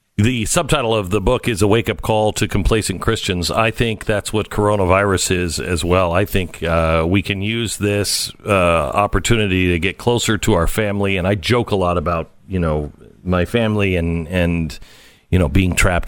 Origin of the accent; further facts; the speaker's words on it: Pacific Northwest, United States; I grew up in the Pacific Northwest.